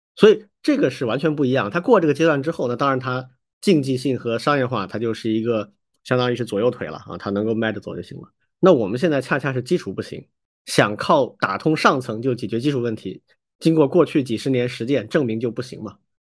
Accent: Hong Kong; 我们香港人其实很喜欢踢足球的啊

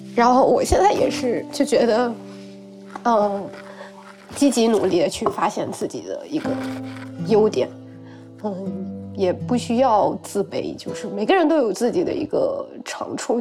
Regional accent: Beihai, Guangxi, China; now in Nanning, China; 我现在是一名英语老师，生活在广西南宁，然后我的家乡是一个很小的城市，北海

